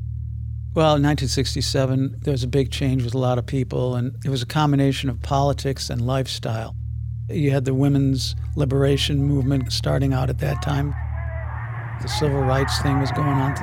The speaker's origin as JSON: {"language": "English", "town": "Shaker Heights", "region": "Ohio", "country": "United States", "tie": "born or raised there", "also_born_or_lived": "Phoenix, Arizona", "moved": "as an adult", "lives_now": "Prescott, United States", "said": "I was born in Cleveland in 1948 in a suburb of Cleveland, Shaker Heights, and a very good school system. I was lucky to be there. And that was in the 50s and 60s"}